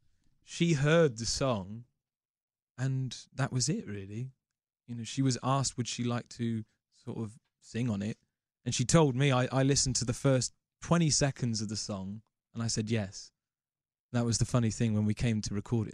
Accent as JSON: {"language": "English", "region": "England", "country": "United Kingdom", "said": "as an Englishman"}